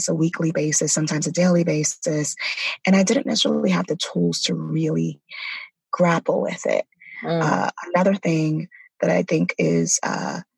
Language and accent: English; New York City, New York, United States; also born or lived in California; I'm from Brooklyn, New York. Mm-hmm. I grew up in the projects of Brooklyn, New York